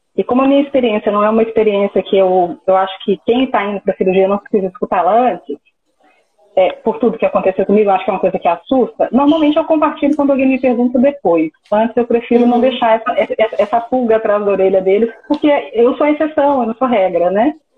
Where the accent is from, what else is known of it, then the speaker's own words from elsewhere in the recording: Minas Gerais, Brazil; eu sou de Patinga, no interior de Minas Gerais, ficou a mais ou menos 220 quilômetros de BH.